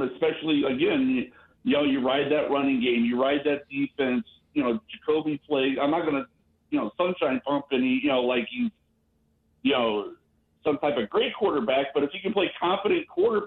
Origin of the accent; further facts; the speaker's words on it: Ohio, United States; moved away; also born or lived in Kentucky; I'm actually from Ohio, but I'm a UK alumnus